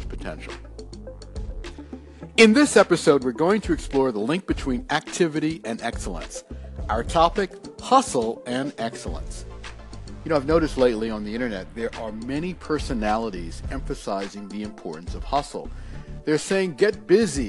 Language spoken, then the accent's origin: English; New York City, New York, United States; When I was growing up in Brooklyn, New York